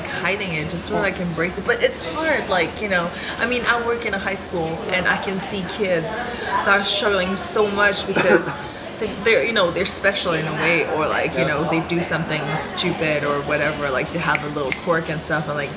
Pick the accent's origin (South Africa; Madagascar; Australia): Madagascar; now in Thailand; I come from Madagascar